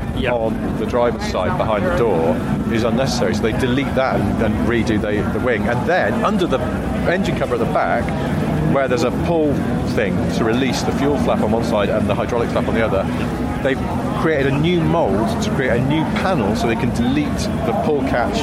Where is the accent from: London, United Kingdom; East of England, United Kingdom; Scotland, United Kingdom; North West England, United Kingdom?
North West England, United Kingdom; Wilmslow; I grew up in Wilmington, it's a weird place, there's too much money sloshing around in the 80s